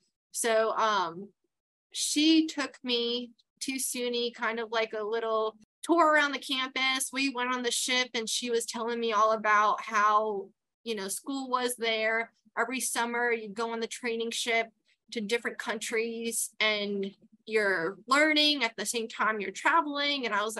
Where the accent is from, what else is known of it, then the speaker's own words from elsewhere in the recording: Queens, New York, United States; Growing up in Queens was amazing. It was a small town, nothing like it is compared today.